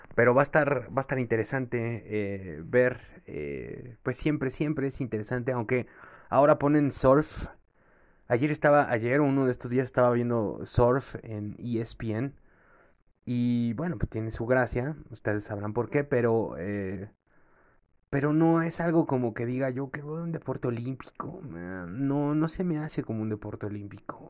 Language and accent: Spanish; Mexico; also born or lived in Veracruz; los mexicanos siempre que aspiramos al taekwondo